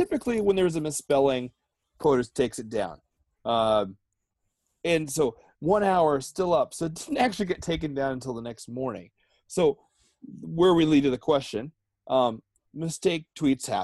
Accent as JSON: {"language": "English", "region": "Pennsylvania", "country": "United States", "tie": "born or raised there", "said": "I was born and raised in Pennsylvania, and apparently there's some dialect issues in Pennsylvania"}